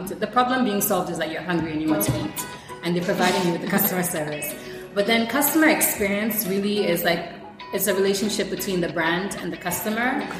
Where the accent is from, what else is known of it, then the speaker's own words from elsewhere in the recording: Ghana; also born or lived in Syria / Israel / Toronto, Canada; I'm full Ghanaian. Uh, I was raised, actually, I was born in Syria